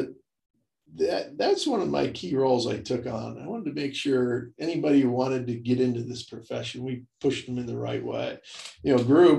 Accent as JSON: {"language": "English", "town": "Mentor", "region": "Ohio", "country": "United States", "tie": "born or raised there", "said": "I was from Mentor. So I knew Mentor"}